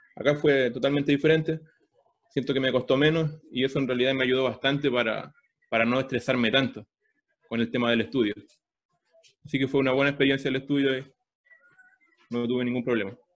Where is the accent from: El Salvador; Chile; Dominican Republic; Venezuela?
Chile; moved away as an adult; now in Toronto, Canada; yo era profesor de inglés en Chile, eh, trabajé dos años de profesor de inglés